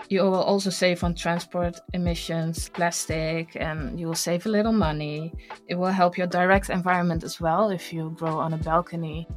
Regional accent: Kenya; growing up in Kenya, we had to conserve a lot of our resources, especially water

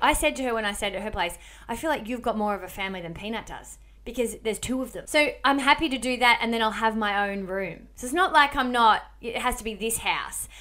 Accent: Melbourne, Victoria, Australia; moved away; I'm from Melbourne

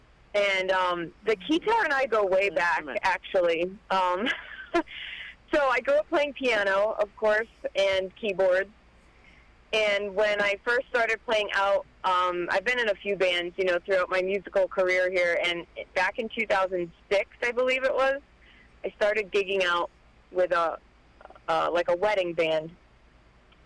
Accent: Connecticut, United States; growing up in Connecticut. I am born and raised native here

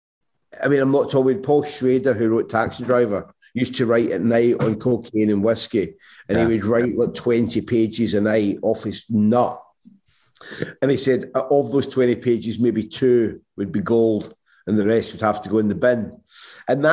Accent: Irvine, Scotland, United Kingdom; moved away; I grew up in Irvine

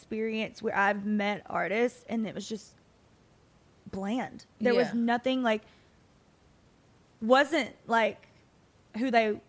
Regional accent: Kentucky, United States; now in Nashville, United States; But I was raised in the South.

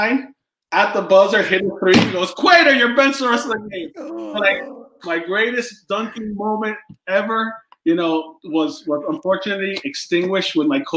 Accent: Miami, Florida, United States; moved away as an adult; growing up in Miami and being Cuban

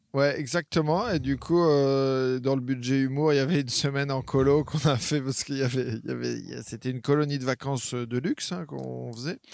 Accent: Caen, Normandy, France; moved away as an adult; also born or lived in Charleville-Mézières; j'ai habité à Caen jusqu'à 18 ans, mais je suis, euh, je suis normand

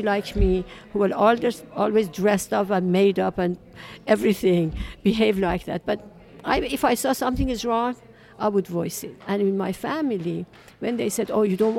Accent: Iran; now in United States; I was born in Iran in 1947

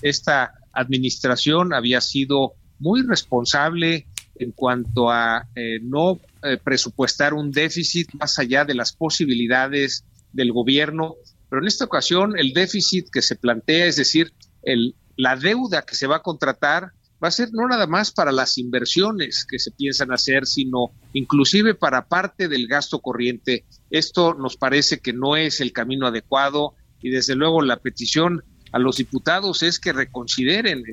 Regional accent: Mexico; nuestro país

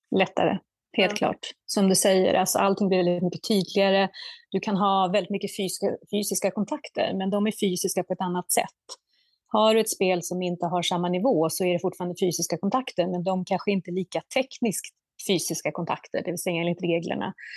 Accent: Södertälje, Stockholm County, Sweden; jag är ju född och uppvuxen i Södertälje, en basketstad

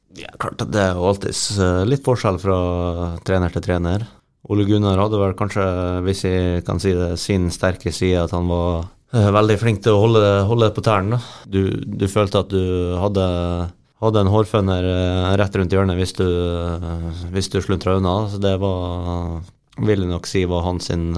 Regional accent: Møre og Romsdal, Norway; er ganske lokal gutt

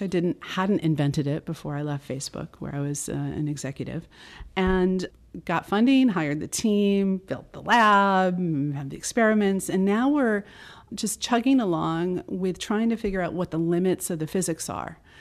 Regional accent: United States; I'm an American

